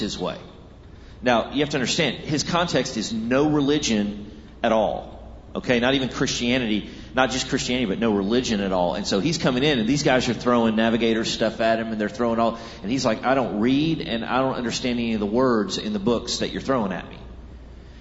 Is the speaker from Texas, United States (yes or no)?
yes; Texas, United States; I grew up in Texas